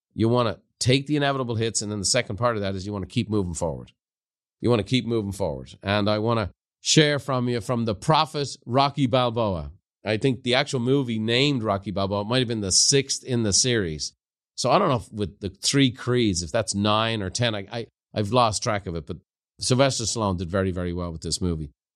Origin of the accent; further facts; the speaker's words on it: Ireland; moved away; growing up in Ireland